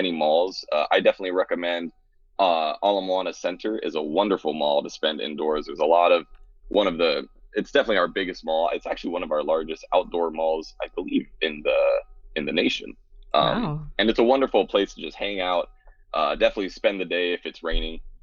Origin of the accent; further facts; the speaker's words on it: Oahu, Hawaii, United States; growing up on Oahu